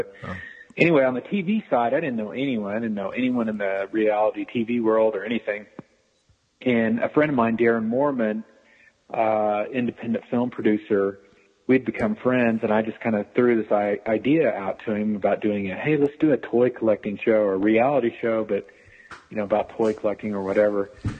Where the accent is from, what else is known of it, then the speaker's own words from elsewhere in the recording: Tulsa, Oklahoma, United States; Tulsa, Oklahoma.